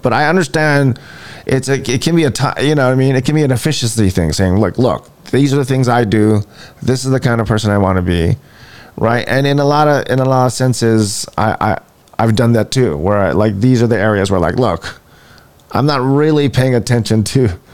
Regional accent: Hawaii, United States; we're from Hawaii. I'm from Hawaii

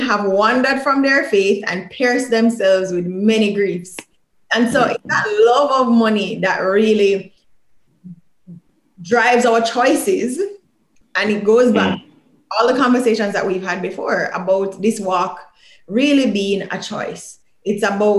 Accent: Jamaica; growing up in Jamaica

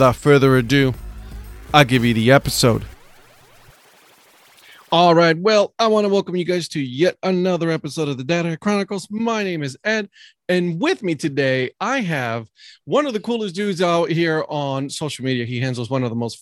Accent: Puerto Rico; moved away; also born or lived in Ohio; I grew up in Puerto Rico, and then when I moved here, it moved to Ohio

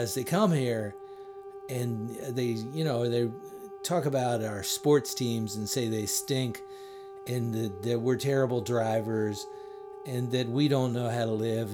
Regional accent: Woodbridge, Virginia, United States; my hometown of Woodbridge, Virginia

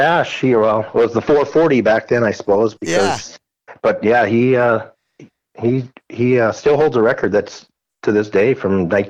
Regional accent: East Grand Forks, Minnesota, United States; Born and raised in East Grand Forks here. Graduated in 1992.

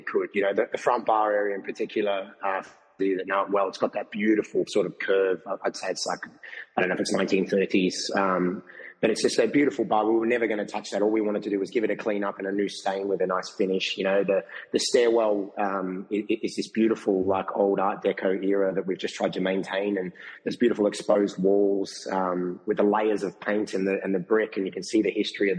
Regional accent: Melbourne, Victoria, Australia; I grew up in Melbourne

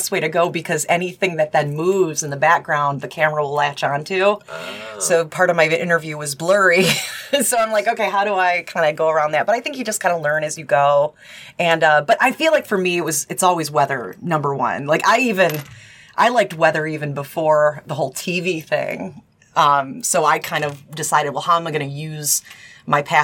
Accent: Upper Peninsula of Michigan, United States; moved away as an adult; also born or lived in Traverse City, Michigan; now in Cincinnati, United States; I'm originally from Michigan. I'm from the Upper Peninsula of Michigan

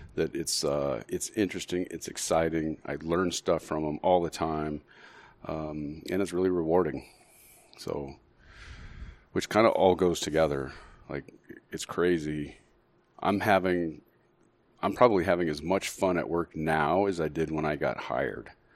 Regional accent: Las Cruces, New Mexico, United States; now in Phoenix, United States; We're born and raised in Las Cruces, New Mexico

